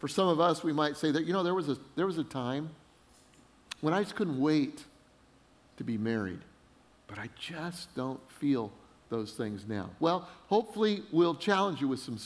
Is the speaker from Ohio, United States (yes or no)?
no; Denver, Colorado, United States; I grew up in Denver, Colorado